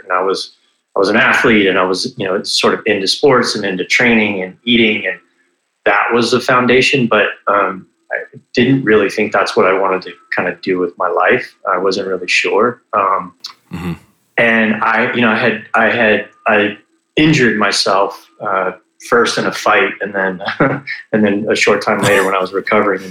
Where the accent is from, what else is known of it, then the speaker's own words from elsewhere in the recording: Florida, United States; I grew up in Florida for the most part, moved around a little bit, but spent most of my time in Florida